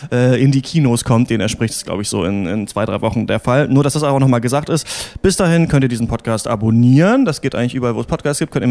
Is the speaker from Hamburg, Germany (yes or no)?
no; Heidelberg, Baden-Württemberg, Germany; Ich komme ja aus